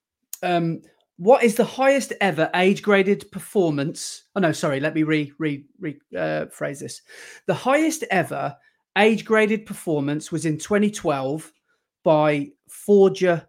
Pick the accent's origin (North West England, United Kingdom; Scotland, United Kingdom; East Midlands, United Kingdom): East Midlands, United Kingdom; Nottingham; I'm from Nottingham